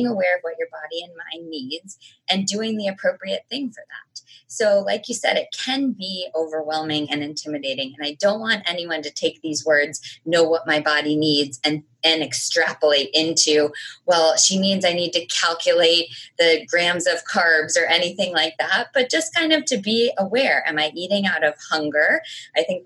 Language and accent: English; United States; I am American